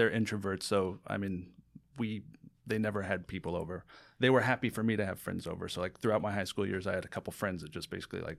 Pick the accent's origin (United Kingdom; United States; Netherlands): United States; San Diego, California; Uh, San Diego, California.